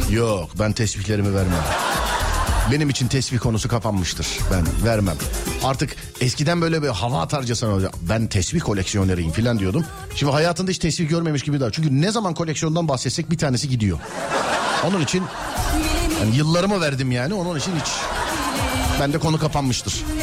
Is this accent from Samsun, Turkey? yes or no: yes; Samsun, Turkey; Samsunluyum. Fındık fidanı gönderirdim.